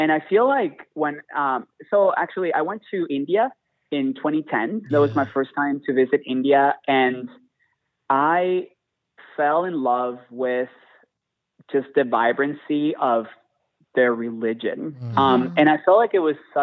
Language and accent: English; Venezuela; also born or lived in Houston; now in Chicago, United States; I was born in Venezuela and mm-hmm. I grew up in a very, very Catholic family